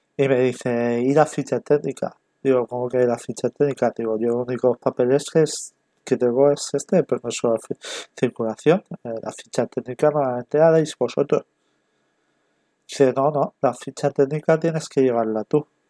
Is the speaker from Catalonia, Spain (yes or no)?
no; Castellón de la Plana, Valencian Community, Spain; yo soy de Castellón, vivo en Castellón